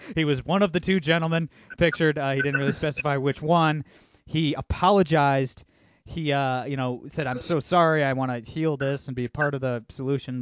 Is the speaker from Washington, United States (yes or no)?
no; Toledo, Ohio, United States; Toledo, yeah, University of Toledo, my hometown